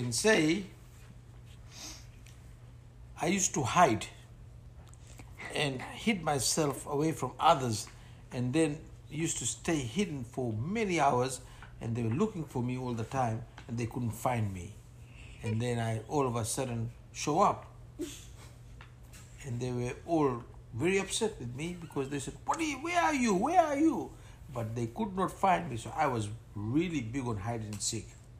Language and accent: English; Ba, Western Division, Fiji; now in Sydney, Australia; I was born in Fiji, and I grew up in Fiji in a place called Ba.